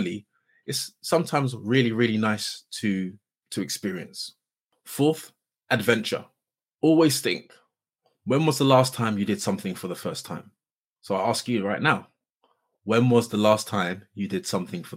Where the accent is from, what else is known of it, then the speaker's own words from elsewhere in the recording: Surrey, South East England, United Kingdom; where I grew up in Surrey